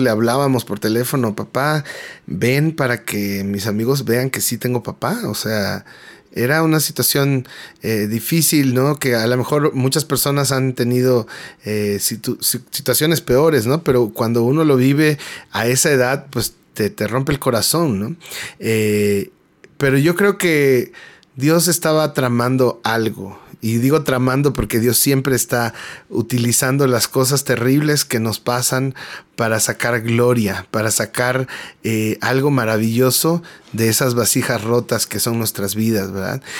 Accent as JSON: {"language": "Spanish", "region": "Mexico City", "country": "Mexico", "tie": "born or raised there", "said": "soy mexicano, nacido en la Ciudad de México"}